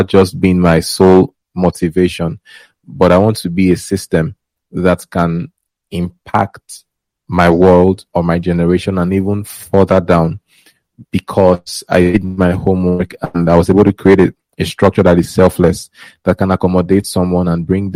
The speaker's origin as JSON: {"language": "English", "town": "Warri", "region": "Delta", "country": "Nigeria", "tie": "born or raised there", "moved": "as an adult", "lives_now": "Lagos, Nigeria", "said": "I grew up in Warri, and I moved to Lagos in 2018, at the end of 2018."}